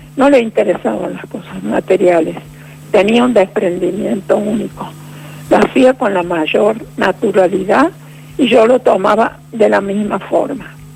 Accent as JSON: {"language": "Spanish", "town": "Villa Dolores", "region": "Córdoba", "country": "Argentina", "tie": "born or raised there", "also_born_or_lived": "Rosario", "said": "Hice mi primario y secundario en un, pueblo"}